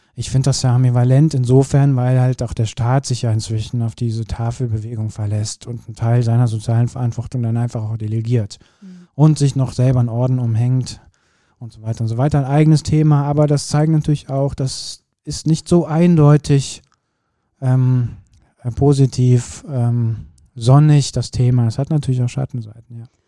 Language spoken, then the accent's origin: German; Kürten, North Rhine-Westphalia, Germany; moved away; bei uns zu Hause verändert hat. Also da, wo ich geboren bin